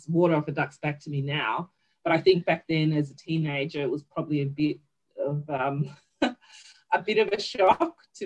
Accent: Northern Territory, Australia; now in Victoria, Australia; growing up in the NT, you know, it's such a footy-loving place, right, growing up in the Northern Territory

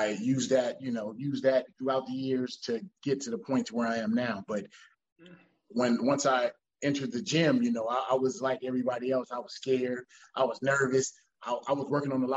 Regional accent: Monrovia, California, United States; I'm from Monrovia, California. It's about 20 minutes from LA. I'm in LA County

